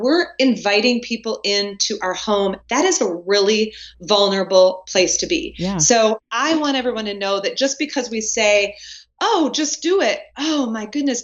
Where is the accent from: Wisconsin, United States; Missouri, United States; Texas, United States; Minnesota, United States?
Wisconsin, United States; now in North Carolina, United States; born and raised in Wisconsin